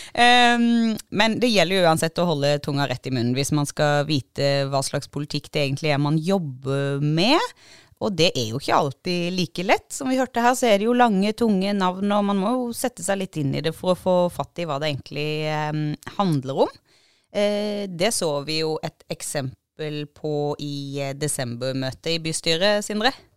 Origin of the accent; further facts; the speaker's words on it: Agder, Norway; vi er jo sørlendinger